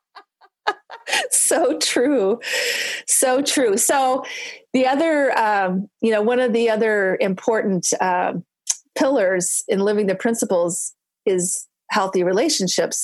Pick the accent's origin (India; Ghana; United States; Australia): United States; Michigan; I'm from Michigan.